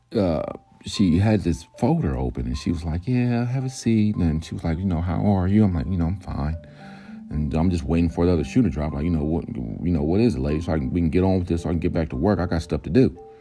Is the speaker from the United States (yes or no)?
yes; United States; I'm an American